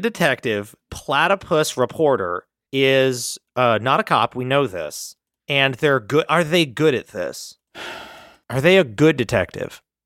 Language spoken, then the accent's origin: English; suburb of Philadelphia, New Jersey, United States; did Jeff and I grow up in a suburb of Philadelphia